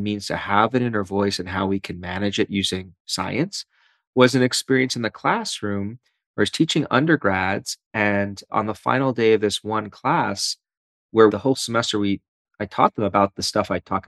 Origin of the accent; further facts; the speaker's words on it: New York City, New York, United States; moved away as an adult; also born or lived in Philadelphia, United States / Ann Arbor, Michigan, United States; now in Michigan, United States; I'm a born and bred East Coaster. So I grew up in Brooklyn